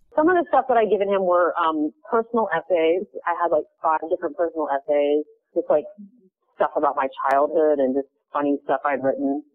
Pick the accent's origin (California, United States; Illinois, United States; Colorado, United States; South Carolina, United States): South Carolina, United States; Charleston; moved away as an adult; also born or lived in New York; now in Portland, United States; I grew up in uh in Charleston, South Carolina